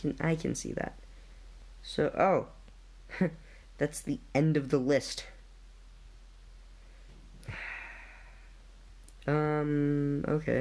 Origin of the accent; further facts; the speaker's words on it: Canada; I'm Canadian